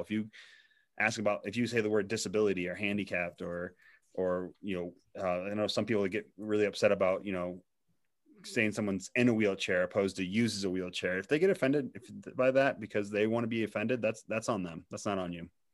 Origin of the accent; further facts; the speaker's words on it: Missouri, United States; And I grew up in Missouri.